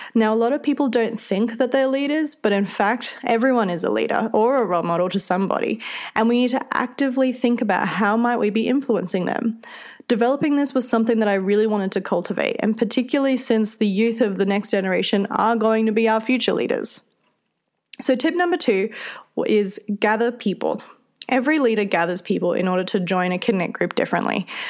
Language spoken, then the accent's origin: English; Australia; accent: Australian; If you can't tell from my accent, I'm Australian and I come from a small town in the centre of the country